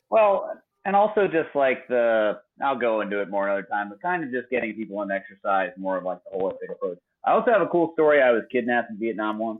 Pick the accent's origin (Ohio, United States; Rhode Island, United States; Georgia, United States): Georgia, United States; Atlanta; I'm from Atlanta. I've grown up around